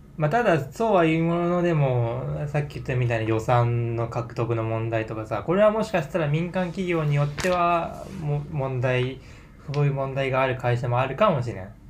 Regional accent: Yamaguchi, Japan; 俺は山口県出身ってなんかバレちゃいそう

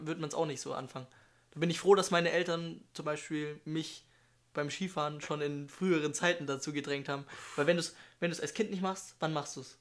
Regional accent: Germany; Ich komme aus Deutschland

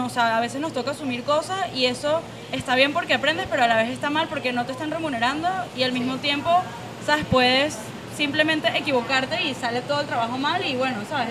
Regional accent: Venezuela; nuestra generación en Venezuela

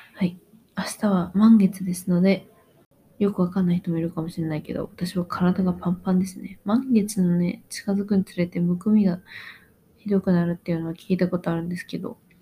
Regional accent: Japan; moved away as an adult; now in Australia; 日本出身です

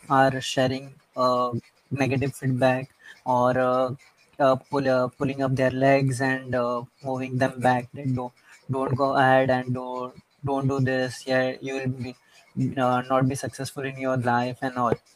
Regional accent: India; I'm an Indian.

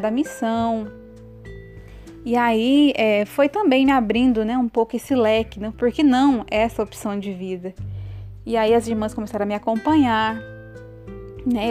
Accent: Mirassol d'Oeste, Mato Grosso, Brazil; moved away as an adult; now in Campo Belo, Brazil; sou natural de Mato Grosso, Mirassol do Oeste e atualmente estou morando em Campo Belo

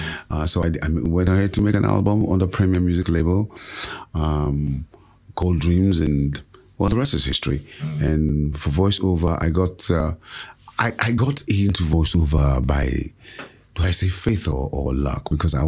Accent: Badagry, Lagos, Nigeria; And so I'm fully from Badagry, Lagos State. My mother is Igbo, and she gave me that name … my father gave me

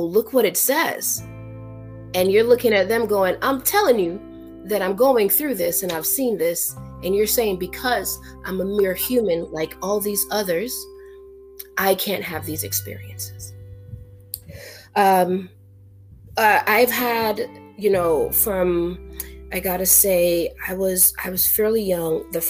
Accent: New York, United States; also born or lived in an island in the Caribbean; I was born in New York. I was born in Harlem

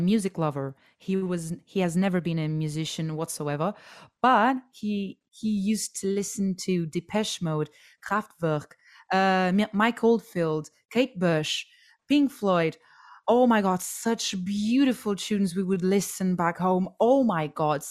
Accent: Portugal; moved away; as I was growing up in Portugal

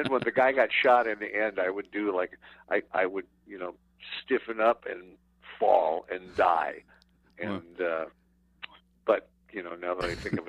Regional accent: Omaha, Nebraska, United States; moved away; also born or lived in Scottsdale, Arizona; We lived in Omaha. I was born in Omaha, Nebraska.

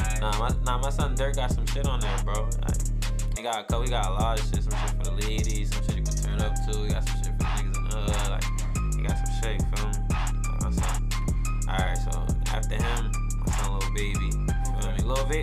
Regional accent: New York, United States; He from New York, I'm from New York

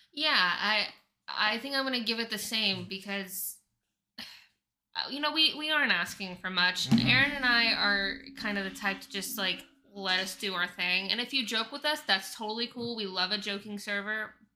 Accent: Oklahoma, United States; now in Phoenix, United States; I'm from Oklahoma

